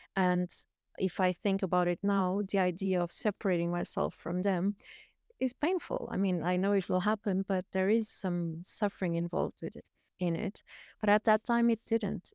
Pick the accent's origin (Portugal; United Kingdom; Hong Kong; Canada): Portugal; moved away; I was born in Portugal, um, and I've lived a little bit all around the world. I've, I've lived nomadically for, uh, twenty-two years